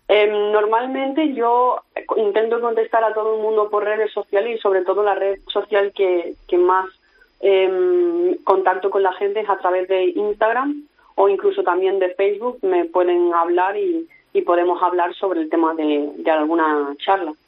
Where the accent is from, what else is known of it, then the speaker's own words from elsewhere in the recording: Spain; soy del Mediterráneo y muy orgullosa